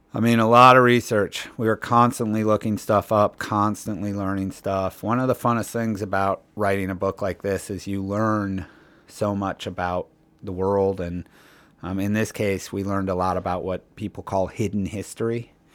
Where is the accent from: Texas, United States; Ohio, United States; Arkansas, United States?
Ohio, United States; Cleveland; I grew up in Cleveland, Ohio, in sort of the middle of America.